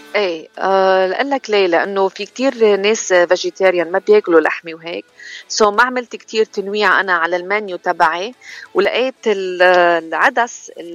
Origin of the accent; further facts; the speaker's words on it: Chouf, Mount Lebanon, Lebanon; now in United States; انا من لبنان و... ومن الشوف وجيت على امريكا بسنه 2000